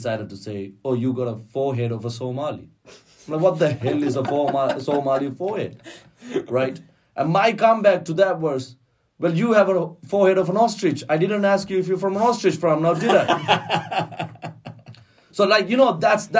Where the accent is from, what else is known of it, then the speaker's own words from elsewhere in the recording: Colombo, Western Province, Sri Lanka; moved away as an adult; now in Dublin, Ireland; And I grew up in Colombo.